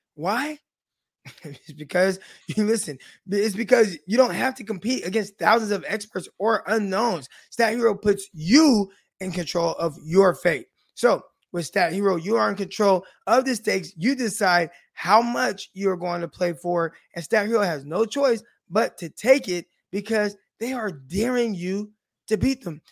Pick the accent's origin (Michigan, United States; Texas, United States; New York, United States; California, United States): California, United States; Stockton; I'm from Stockton, California